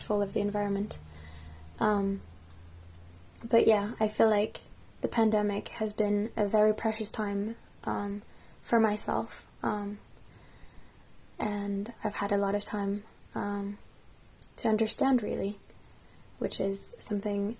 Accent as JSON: {"language": "English", "country": "France", "tie": "born or raised there", "moved": "yes", "lives_now": "Bath, United Kingdom", "said": "I was born and raised in France, and my parents are Japanese"}